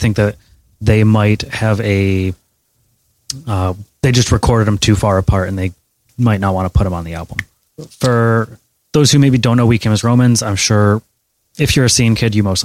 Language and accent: English; Troy, Michigan, United States; Coming from Troy, Michigan